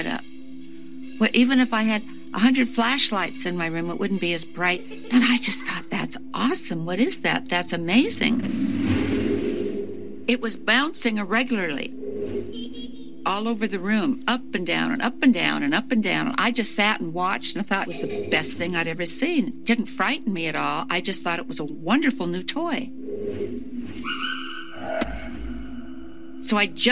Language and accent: English; Tacoma, Washington, United States; I grew up in Tacoma, Washington, with my mom and dad.